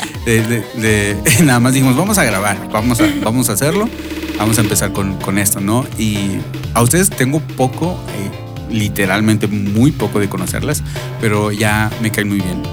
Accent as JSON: {"language": "Spanish", "town": "Monterrey", "region": "Nuevo León", "country": "Mexico", "tie": "born or raised there", "moved": "yes", "lives_now": "Phoenix, United States", "said": "donde yo crecí"}